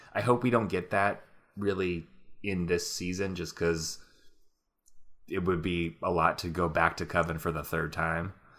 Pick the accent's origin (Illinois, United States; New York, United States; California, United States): California, United States; Napa; moved away; this Bottle Rock festival that's in my hometown